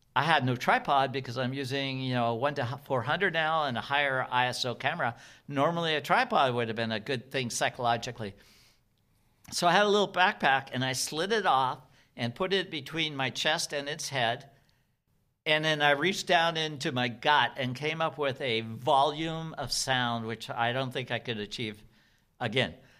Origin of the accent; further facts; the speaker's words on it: Seattle, Washington, United States; Well, I'm from Seattle